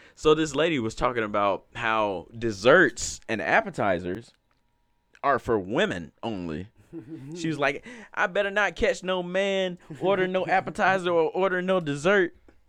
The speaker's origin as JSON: {"language": "English", "region": "Alabama", "country": "United States", "said": "I come from Alabama, which has the Talladega, like, races."}